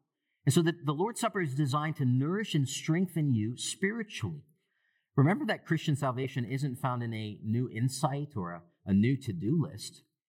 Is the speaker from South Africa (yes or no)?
no; Sri Lanka; even back to my home country of Sri Lanka and other places too